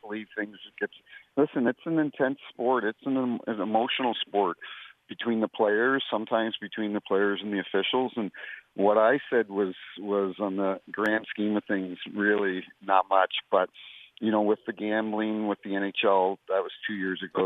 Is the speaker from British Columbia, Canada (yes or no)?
no; New Brunswick, Canada; moved away as an adult; now in St. Louis, United States; I grew up in New Brunswick